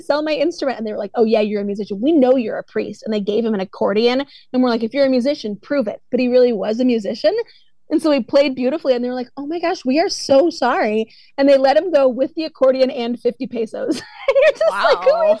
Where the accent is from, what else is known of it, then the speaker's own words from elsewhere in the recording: East Coast, United States; I grew up on the East Coast